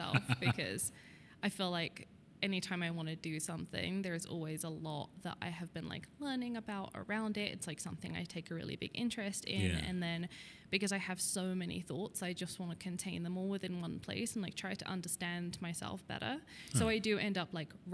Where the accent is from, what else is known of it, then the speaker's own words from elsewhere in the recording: United Kingdom; moved away as an adult; now in Denver, United States; I am a British illustrator, and I've lived here for about 8 years